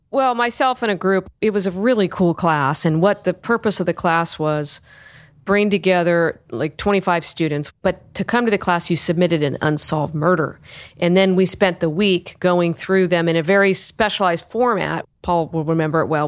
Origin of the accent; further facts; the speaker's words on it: Sacramento, California, United States; I grew up in Sacramento. I grew up in the Arden area